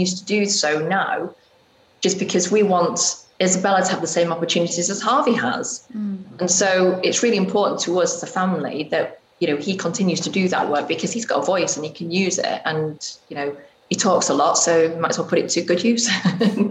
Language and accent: English; England, United Kingdom; moved away as an adult; also born or lived in Spain; now in United States; as English people